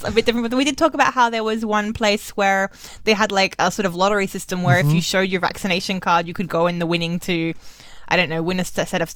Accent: Australia; I'm Australian

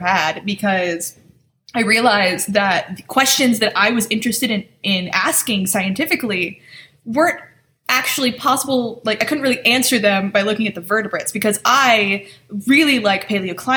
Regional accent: Michigan, United States; I'm from Michigan

